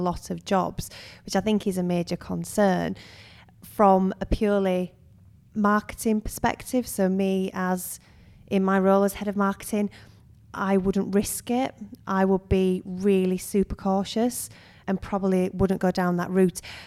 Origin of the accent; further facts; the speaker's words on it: United Kingdom; also born or lived in Suwon, South Korea; we're, we're British